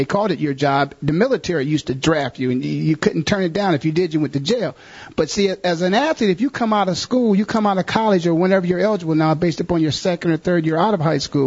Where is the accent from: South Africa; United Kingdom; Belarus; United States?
United States; Canton, Ohio; moved away; I'm born and raised in Canton, Ohio, in the Hall of Fame city